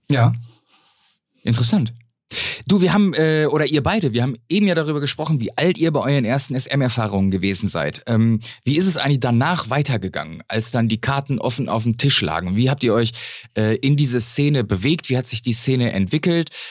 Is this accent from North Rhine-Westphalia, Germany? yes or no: yes; North Rhine-Westphalia, Germany; Ich bin ja gebürtiger Westfale.